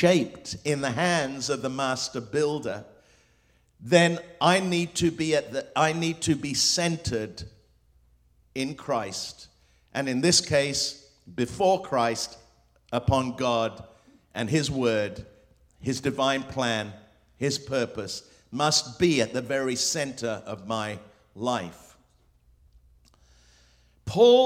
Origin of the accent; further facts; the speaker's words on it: England, United Kingdom; first language Spanish; English is a second language; also born or lived in Hong Kong / Morocco / Spain / Lebanon; I grew up in England. I was born in Hong Kong with an English father and a Spanish mother